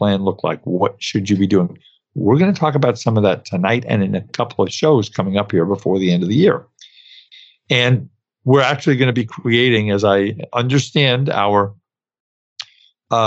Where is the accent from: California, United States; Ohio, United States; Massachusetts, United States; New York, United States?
New York, United States; New York City; I grew up in Brooklyn.